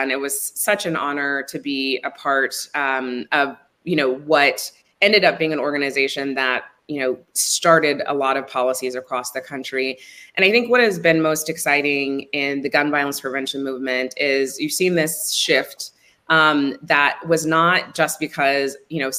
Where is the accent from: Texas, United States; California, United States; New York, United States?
Texas, United States; Midland; moved away; I am from Midland, Texas, and I live in Texas now, but have lived all over the world.